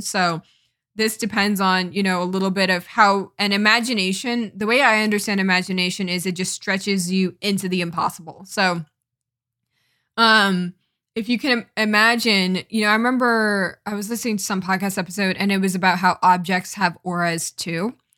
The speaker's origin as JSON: {"language": "English", "region": "East Coast", "country": "United States", "said": "I'm from the East Coast, so we don't really get forest fires, um, around here"}